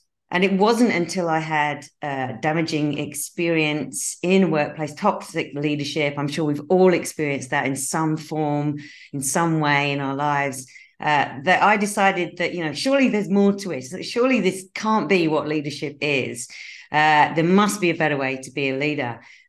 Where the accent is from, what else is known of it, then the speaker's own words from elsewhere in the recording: United Kingdom; accent: mix of Australian and British; moved away as an adult; now in Australia; So I'm a Brit who relocated to Australia 22 years ago, which is why you might detect a slightly strange accent where I go in between kind of Australian and English, British accent.